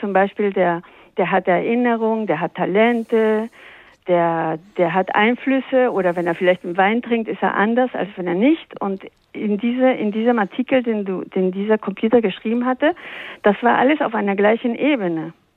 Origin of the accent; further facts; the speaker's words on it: Peru; accent: Spanish; German is a second language; moved away; ich bin in Peru aufgewachsen